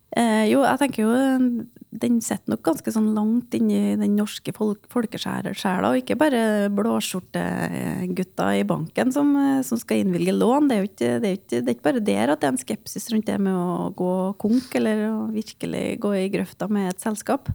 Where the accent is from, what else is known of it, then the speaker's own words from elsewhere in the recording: Grong, Trøndelag, Norway; jeg er jo en uskyldig nordtrønder. Jeg kommer fra Grong i Namdalen